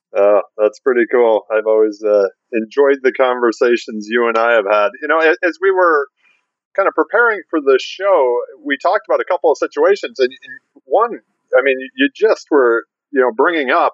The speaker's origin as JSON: {"language": "English", "town": "Detroit", "region": "Michigan", "country": "United States", "tie": "born or raised there", "said": "I grew up wanting to be a Detroit Red Wing growing up in Detroit"}